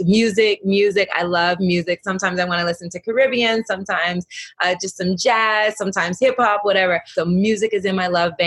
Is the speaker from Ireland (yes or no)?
no; the South, United States; my Southern upbringing